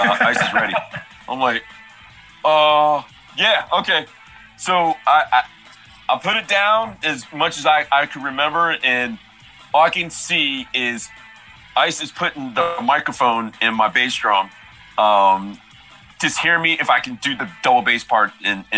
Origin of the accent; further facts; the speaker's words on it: Maryland, United States; moved away as an adult; now in Los Angeles, United States; I moved from Maryland